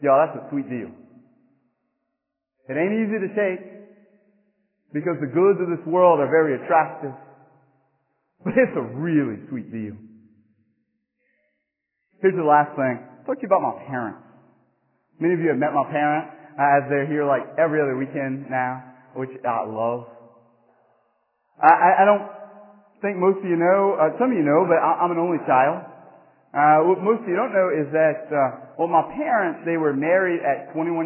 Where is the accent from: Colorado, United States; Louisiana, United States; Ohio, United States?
Louisiana, United States; Church Point; now in Morgan City, United States; where I grew up in Church Point